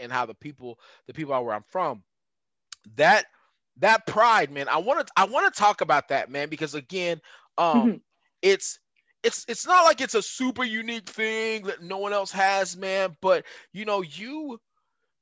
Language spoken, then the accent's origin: English; West Texas, United States; I grew up in West Texas